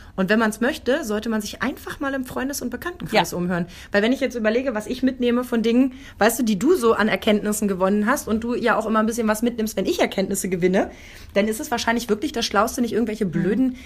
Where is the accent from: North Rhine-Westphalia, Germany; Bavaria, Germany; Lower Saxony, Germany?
Lower Saxony, Germany; accent: Hochdeutsch; komme aus Niedersachsen. Ich bin mit Hochdeutsch